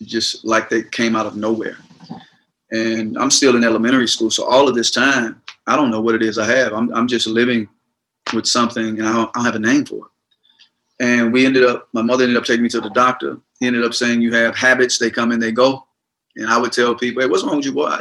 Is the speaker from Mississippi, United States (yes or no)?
yes; Gulfport, Mississippi, United States; I was born and raised in Gulfport, Mississippi